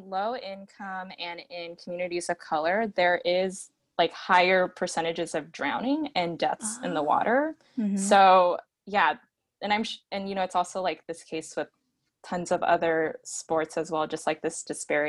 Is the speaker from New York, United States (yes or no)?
no; Seattle, Washington, United States; where we grew up in Seattle